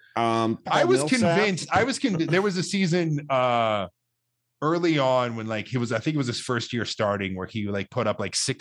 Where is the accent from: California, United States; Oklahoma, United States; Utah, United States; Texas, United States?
Utah, United States; I'm from Utah.